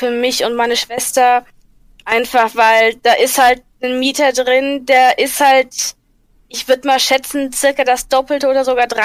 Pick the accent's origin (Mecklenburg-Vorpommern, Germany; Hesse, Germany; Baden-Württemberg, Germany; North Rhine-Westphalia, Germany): Hesse, Germany; Uckersdorf; Aus Hessen.